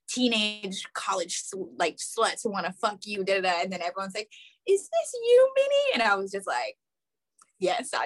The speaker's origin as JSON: {"language": "English", "area": "Bay Area", "region": "California", "country": "United States", "tie": "born or raised there", "also_born_or_lived": "Orange County, California / Los Angeles, California", "moved": "as an adult", "said": "I was raised in the Bay Area. So I did most of my schooling in the Bay Area"}